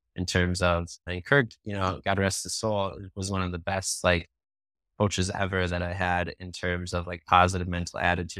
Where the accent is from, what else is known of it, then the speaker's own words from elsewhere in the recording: Hastings, United States; growing up in Hastings, like, my family's from here, both sides are, like, in third generation living here